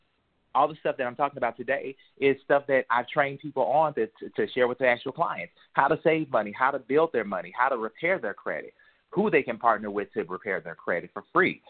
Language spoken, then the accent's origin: English; St. Louis, Missouri, United States; also born or lived in Pagedale / San Francisco; I tell people I was born in Pagedale, Missouri, but I was raised between St. Louis and San Francisco.